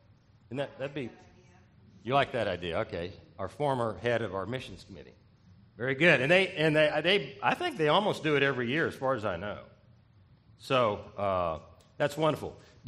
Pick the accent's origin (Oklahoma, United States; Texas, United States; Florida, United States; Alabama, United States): Texas, United States; I'm from Texas